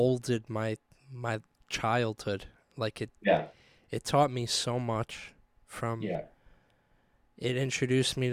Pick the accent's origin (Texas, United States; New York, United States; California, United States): New York, United States; New York City; I'm from Staten Island, home of the …